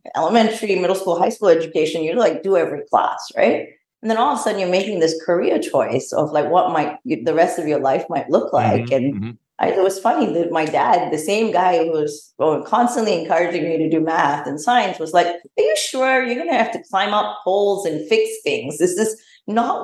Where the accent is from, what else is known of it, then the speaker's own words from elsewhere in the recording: Australia; moved away as an adult; also born or lived in Malaysia; grew up pretty much in Australia most of my formative years, and my education and my early work experience was in Australia